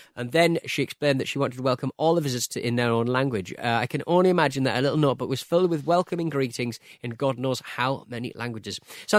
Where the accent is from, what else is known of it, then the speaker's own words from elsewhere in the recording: United Kingdom; now in Netherlands; I had learned when asked where we were from that if I answered we are British but we live in the Netherlands, that most Japanese people just heard blah, blah, blah, Netherlands.